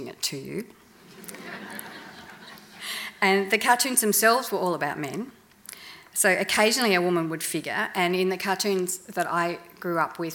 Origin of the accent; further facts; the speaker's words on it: Melbourne, Victoria, Australia; I grew up in Melbourne